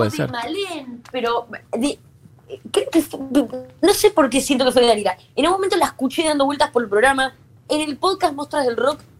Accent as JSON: {"language": "Spanish", "region": "Buenos Aires", "country": "Argentina", "tie": "born or raised there", "accent": "Latino"}